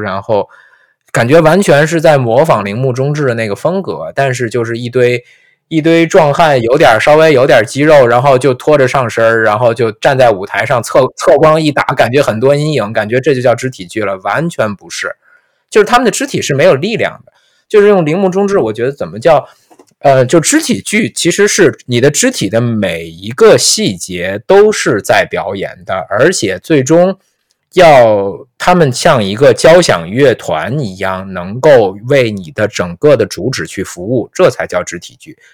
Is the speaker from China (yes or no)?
yes; China; 我们中国人没有这么说话的